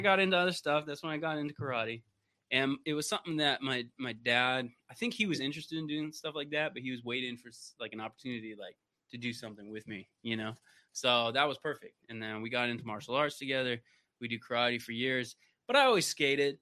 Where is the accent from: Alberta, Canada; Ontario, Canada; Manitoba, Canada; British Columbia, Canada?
British Columbia, Canada; Vancouver; moved away as an adult; now in United States; And so I grew up in Canada from Vancouver